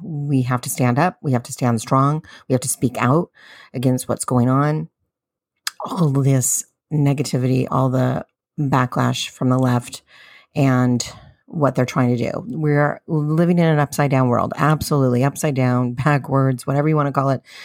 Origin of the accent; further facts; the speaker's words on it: San Diego, California, United States; I'm a Californian, Southern Californian from San Diego